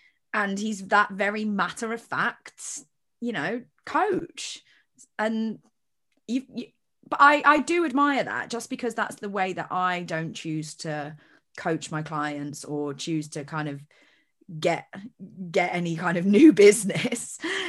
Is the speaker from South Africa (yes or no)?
no; United Kingdom; But I'm quite British like that, so